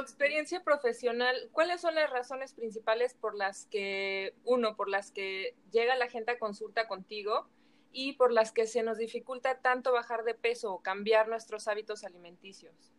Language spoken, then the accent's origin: Spanish; Mexico; cómo somos los mexicanos